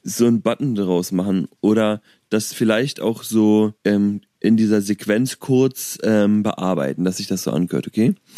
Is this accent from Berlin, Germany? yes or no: yes; Berlin, Germany; born or raised there; moved away